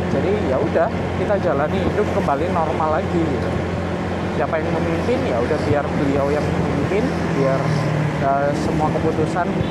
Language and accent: Indonesian; Malang, East Java, Indonesia; aku nggak ada hak pilih di Jakarta jelas karena aku dari Malang